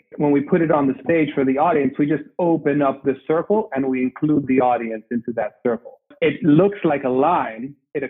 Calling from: Barcelona, Catalonia, Spain; I am calling in from Barcelona.

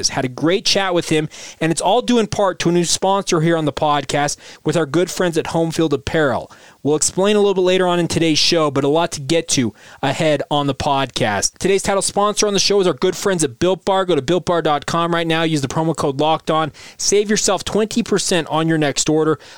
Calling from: Utah, United States; I grew up in Weber and Box Elder counties and spend many weekends driving three hours to be at Cougar football games

